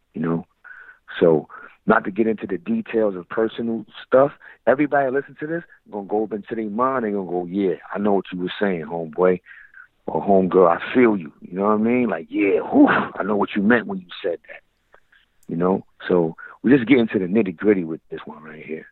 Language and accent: English; New York City, New York, United States; I'm from Brownsville